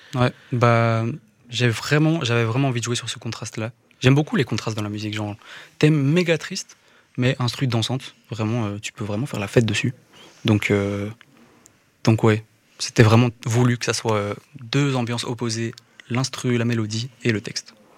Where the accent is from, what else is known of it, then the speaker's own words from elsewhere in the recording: Woluwe-Saint-Lambert, Brussels-Capital Region, Belgium; je viens de Woluwe et Saint-Lambert, donc Bruxelles, hein, ici, la zone.